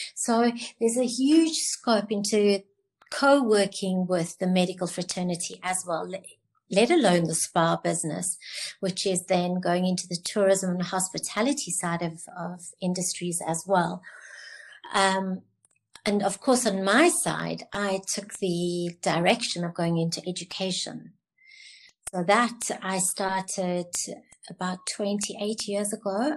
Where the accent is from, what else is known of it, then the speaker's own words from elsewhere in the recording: Cape Town, Western Cape, South Africa; I'm from Cape Town.